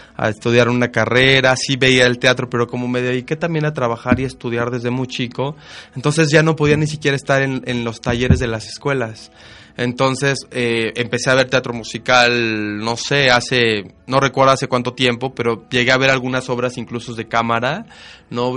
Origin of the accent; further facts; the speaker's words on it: Mexico; no cambiaría México y no lo cambiaría por esa parte que tenemos los mexicanos que ni nosotros nos damos cuenta